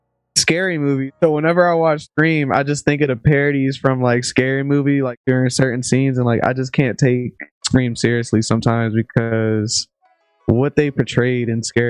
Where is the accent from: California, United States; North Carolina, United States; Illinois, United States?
North Carolina, United States; I'm from North Carolina.